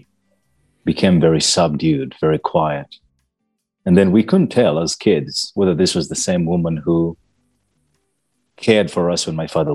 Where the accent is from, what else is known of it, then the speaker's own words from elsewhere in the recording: Naguru, Uganda; I come from Uganda, a little country in East Africa. I grew up in a small village called Naguru, but I wasn't born in Naguru